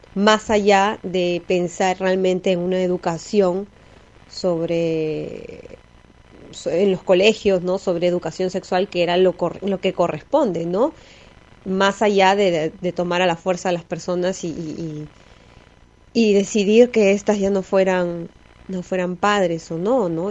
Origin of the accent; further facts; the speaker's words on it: Peru; siendo peruano